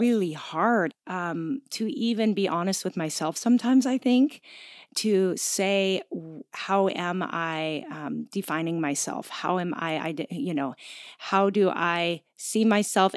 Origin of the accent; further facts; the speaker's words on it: Gig Harbor, Washington, United States; moved away; Gig Harbor is my hometown